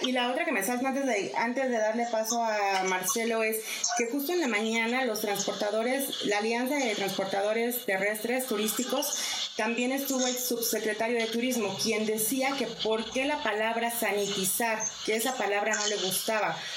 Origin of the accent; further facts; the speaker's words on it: Mexico; como mexicana